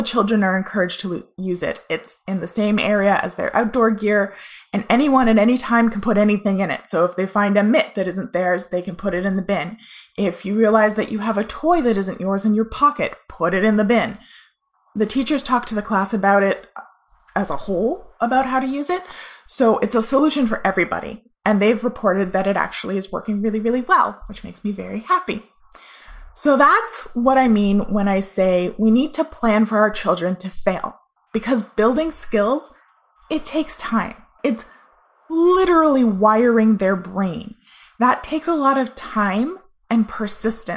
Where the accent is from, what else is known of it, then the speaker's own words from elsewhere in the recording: Canada; we're Canadian